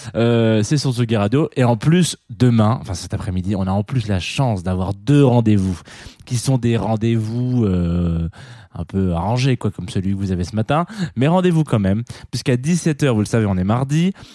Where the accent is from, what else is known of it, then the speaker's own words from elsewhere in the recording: France; chez nous, en France